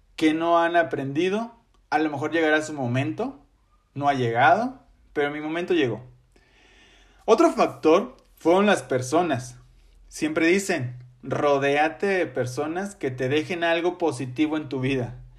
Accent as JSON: {"language": "Spanish", "town": "Ciudad Victoria", "region": "Tamaulipas", "country": "Mexico", "tie": "born or raised there", "said": "soy originario de Ciudad Victoria, Tamaulipas, orgulloso tamaulipeco y victorense de corazón"}